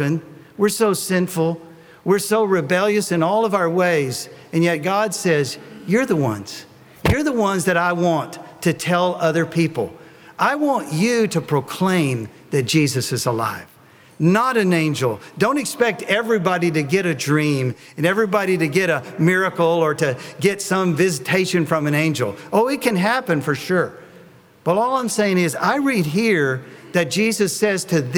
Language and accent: English; Tennessee, United States; I'm from Tennessee